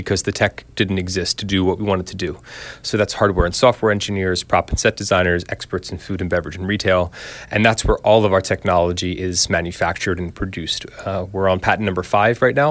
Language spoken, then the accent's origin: English; Marlton, New Jersey, United States; moved away as an adult; also born or lived in Dublin, Ireland; now in London, United Kingdom; And I'm from South Jersey. I'm from Marlton. I went to Cherokee High School